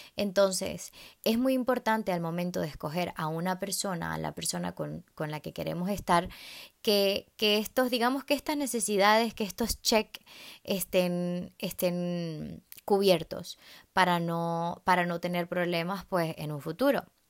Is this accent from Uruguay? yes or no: no; Venezuela; en Venezuela, eh, el país de donde yo soy